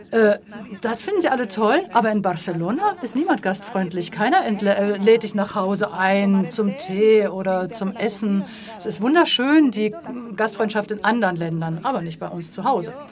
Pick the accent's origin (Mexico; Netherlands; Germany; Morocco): Morocco; wenn ich Leute kennenlernte und denen sagte, ich komme aus Marokko, dann heißt es, ach, wie schön, Marokko